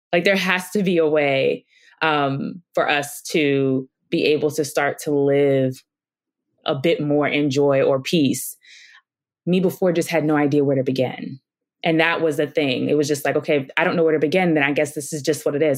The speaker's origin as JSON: {"language": "English", "town": "New York City", "region": "New York", "country": "United States", "tie": "born or raised there", "moved": "yes", "said": "I grew up in Brooklyn, New York"}